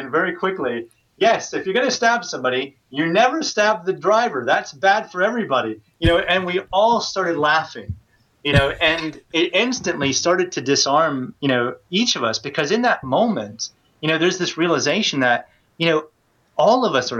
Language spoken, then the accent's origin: English; United States; moved away as an adult; now in United Kingdom; because here I am, a Westerner, an American at that, you know, living in Britain, and they could tell my accent straight away. They knew where I was from.